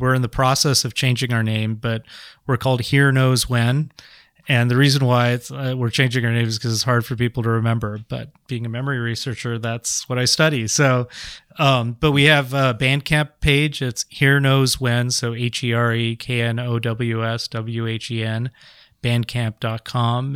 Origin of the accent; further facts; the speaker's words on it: San Jose, California, United States; I grew up in San Jose